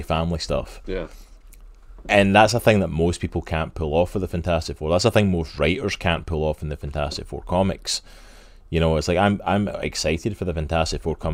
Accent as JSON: {"language": "English", "region": "Scotland", "country": "United Kingdom", "said": "I'm Scottish"}